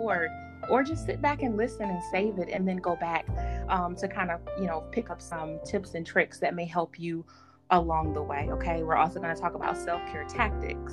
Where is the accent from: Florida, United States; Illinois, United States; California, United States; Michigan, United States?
Michigan, United States; Detroit; We are originally both from Detroit, Michigan